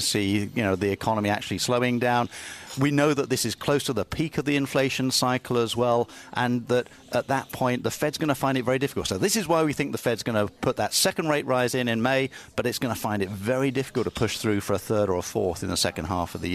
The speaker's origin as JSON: {"language": "English", "country": "United Kingdom", "said": "I'm a Brit."}